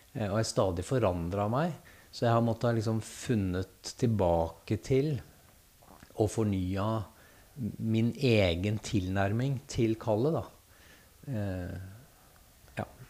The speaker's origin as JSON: {"language": "Norwegian", "town": "Gjøvik", "region": "Innlandet", "country": "Norway", "tie": "born or raised there", "moved": "yes", "said": "jeg er født og oppvokst på Gjøvik."}